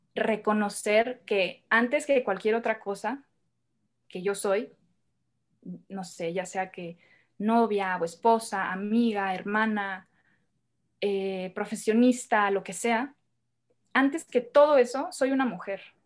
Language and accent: Spanish; Hermosillo, Sonora, Mexico; moved away as an adult; now in Mexico City, Mexico; Yo soy de, de Hermosillo, Sonora. Yo vengo de allá del norte de México